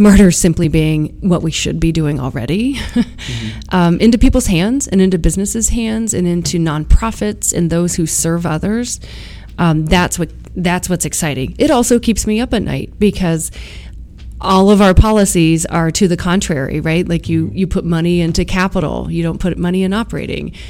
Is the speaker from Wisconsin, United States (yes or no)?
no; Ohio, United States; my home state, Ohio